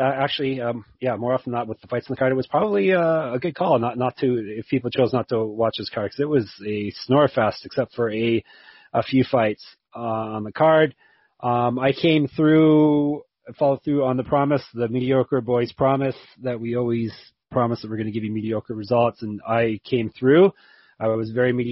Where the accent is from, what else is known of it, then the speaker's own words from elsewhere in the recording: Canada; I'm Canadian